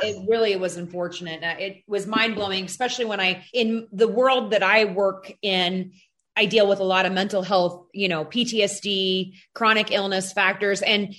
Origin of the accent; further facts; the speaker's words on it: Illinois, United States; now in Montana, United States; And I'm not originally from Montana, and I am seeing some of the stuff he's referring to in that meeting back in Illinois.